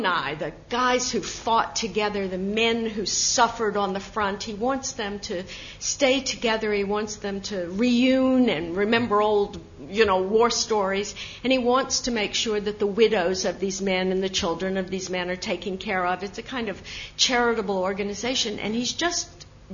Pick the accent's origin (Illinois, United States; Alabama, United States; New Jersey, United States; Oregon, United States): Alabama, United States; accent: slight Southern; now in New York, United States; I have a slight Southern accent still. I've been in New York for 40 years, but I was born in Alabama. My folks are from New York